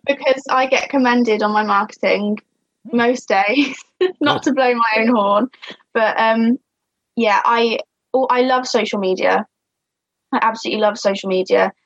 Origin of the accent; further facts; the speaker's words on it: Shropshire, West Midlands, United Kingdom; I'm from Shropshire. I'm the ….